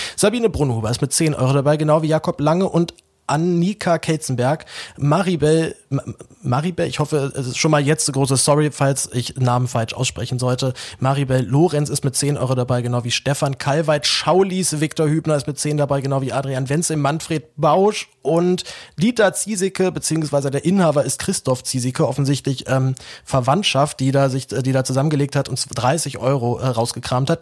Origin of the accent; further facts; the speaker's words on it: Berlin, Germany; geboren und aufgewachsen in Berlin